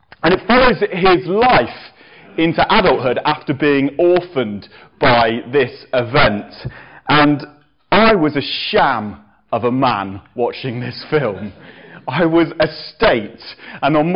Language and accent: English; England, United Kingdom; as an Englishman